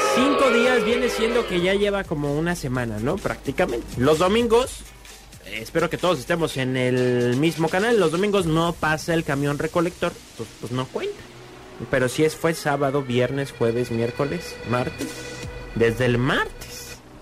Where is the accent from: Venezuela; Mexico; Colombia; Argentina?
Mexico; nos unimos como mexicanos